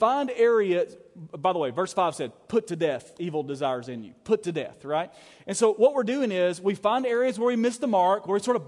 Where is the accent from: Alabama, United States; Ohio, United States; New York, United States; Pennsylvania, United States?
Alabama, United States; I was from Alabama